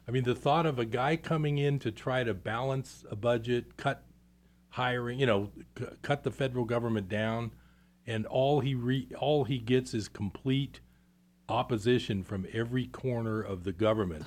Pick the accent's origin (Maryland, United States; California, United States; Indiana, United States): California, United States; East Bay; I grew up in the East Bay